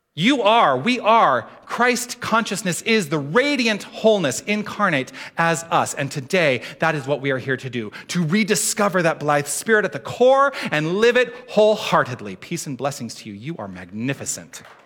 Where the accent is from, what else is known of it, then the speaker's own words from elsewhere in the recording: Tucson, Arizona, United States; I grew up in Tucson.